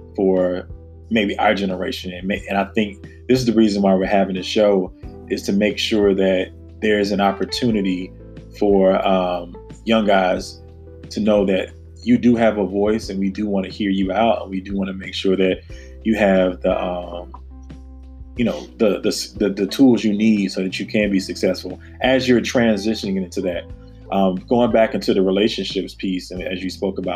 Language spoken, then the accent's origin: English; the South, United States; now in Washington, D.C., United States; growing up in the South